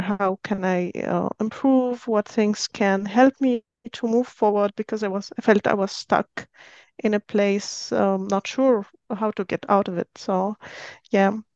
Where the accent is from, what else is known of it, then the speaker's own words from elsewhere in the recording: Syria; moved away as an adult; now in Austria; I'm originally from Syria, but I've been living in Austria for ten years, so I'm Austrian now.